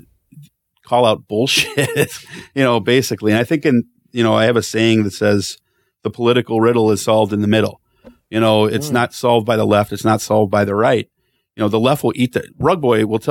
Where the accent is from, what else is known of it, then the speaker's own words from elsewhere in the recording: West Chicago, Illinois, United States; now in California, United States; I'm home from Chicago. You know, yeah, I'm in Chicago this week. I live in California.